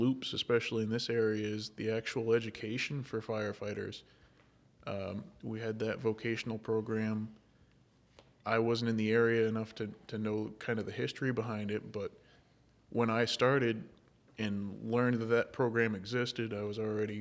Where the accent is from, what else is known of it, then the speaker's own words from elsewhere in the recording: Windham, United States; I grew up in Windham